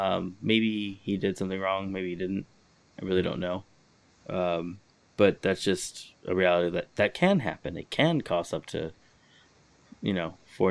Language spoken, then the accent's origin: English; Los Angeles, California, United States; So I grew up in Highland Park, Eagle Rock area. They're like adjacent